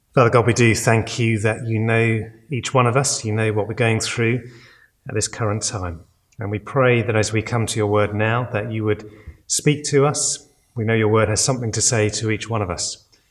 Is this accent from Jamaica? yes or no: no; United Kingdom; we're British